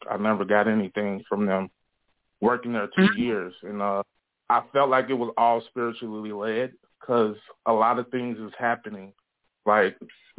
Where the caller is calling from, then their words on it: Elgin, Illinois, United States; I'm calling from Elgin, Illinois.